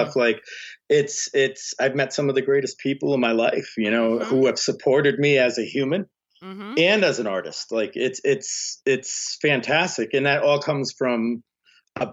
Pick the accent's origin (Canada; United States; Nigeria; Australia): United States; Rhode Island; moved away; I'm from fucking Rhode Island